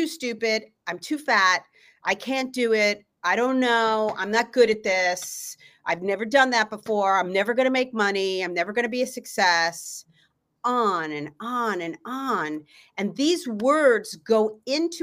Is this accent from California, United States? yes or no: yes; Los Angeles, California, United States; I'm from Los Angeles, California.